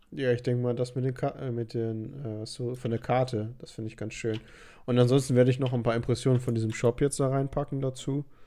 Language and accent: German; Germany; ich komme aus Deutschland